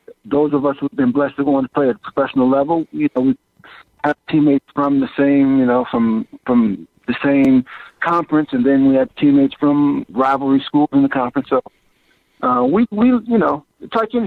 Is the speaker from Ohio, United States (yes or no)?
yes; Ashtabula, Ohio, United States; my hometown